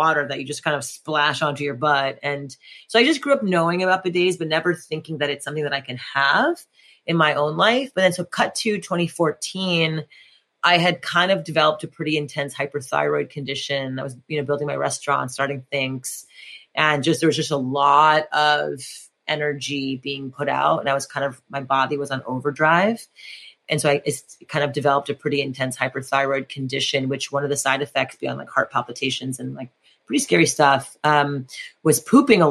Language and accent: English; Montreal, Quebec, Canada; And I grew up in French Montreal in French Canada.